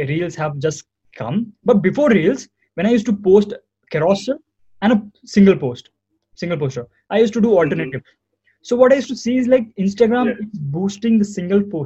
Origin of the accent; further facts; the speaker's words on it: Hyderabad, Telangana, India; I'm from Hyderabad